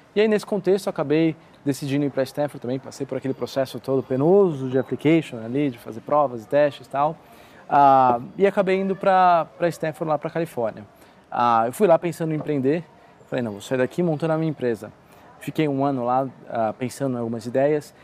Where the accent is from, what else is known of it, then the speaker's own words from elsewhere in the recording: São Paulo, Brazil; eu sou aqui de São Paulo